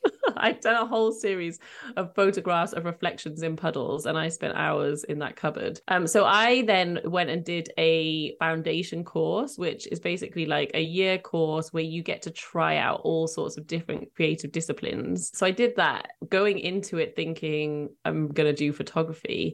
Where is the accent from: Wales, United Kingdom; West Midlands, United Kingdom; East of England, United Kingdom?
Wales, United Kingdom; Cardiff; I was born in Cardiff, so where I currently live.